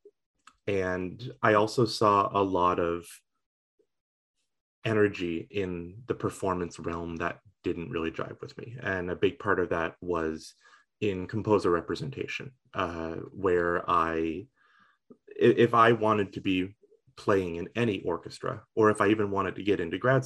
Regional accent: Eastern Shore of Nova Scotia, Canada; moved away as an adult; also born or lived in Halifax, Nova Scotia; now in Sackville, Canada; I am from Halifax, I suppose you could say, but I was really raised rural, out on the eastern shore of Nova Scotia.

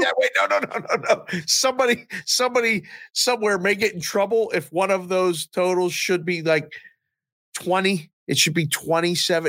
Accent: Pittsburgh, Pennsylvania, United States; I grew up in Pittsburgh

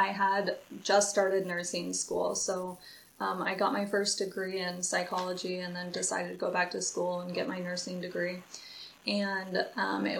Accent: Lawrence, Kansas, United States; I am from Lawrence, Kansas

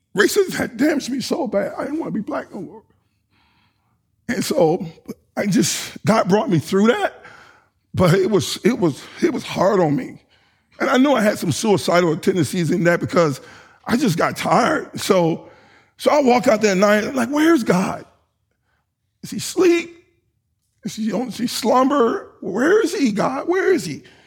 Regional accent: Sardis, Alabama, United States; moved away; I was from Sardis

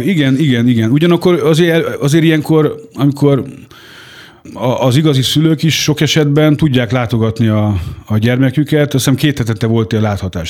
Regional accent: Hungary; Haza is jöttem Magyarországra

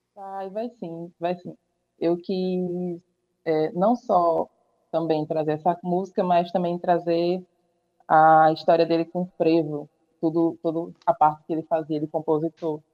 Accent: Tapé, Paraíba, Brazil; also born or lived in João Pessoa; sou natural de Tapé, já vivi aqui por um tempo

